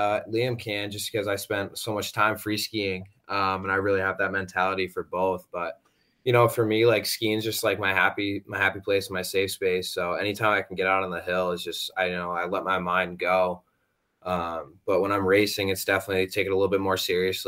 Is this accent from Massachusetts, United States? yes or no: no; Goffstown, New Hampshire, United States; I'm a sophomore from Goffstown, New Hampshire.